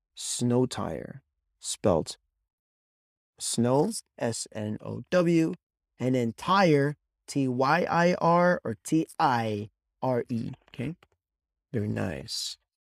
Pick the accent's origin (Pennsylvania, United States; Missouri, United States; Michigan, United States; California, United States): California, United States; I am originally from California